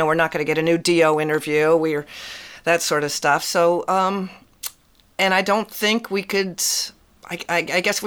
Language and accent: English; West Coast, United States; I was West Coast born and raised